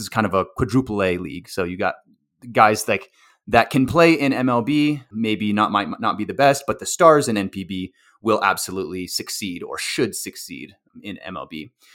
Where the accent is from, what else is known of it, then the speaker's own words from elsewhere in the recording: Texas, United States; I grew up in Texas, played baseball in Texas all my life